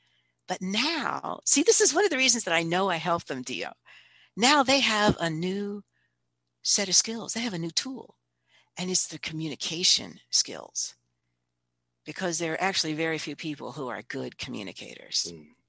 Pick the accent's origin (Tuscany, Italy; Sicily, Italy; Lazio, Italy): Sicily, Italy; Palermo; I have a book that I've written, a book of stories. And they're all stories of when I grew up in Italy.